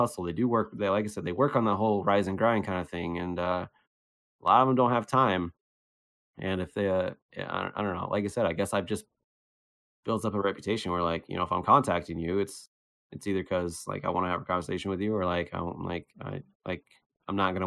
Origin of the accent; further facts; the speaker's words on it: Cincinnati, Ohio, United States; now in Las Vegas, United States; I'm from Cincinnati